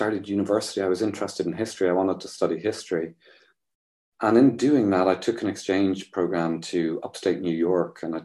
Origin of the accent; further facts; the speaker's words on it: Ireland; growing up in Catholic Ireland